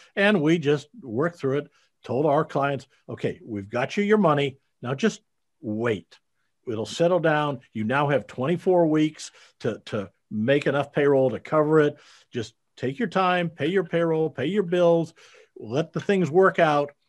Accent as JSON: {"language": "English", "region": "Iowa", "country": "United States", "tie": "born or raised there", "moved": "yes", "said": "I grew up in Iowa, you know, uh, out in the Midwest"}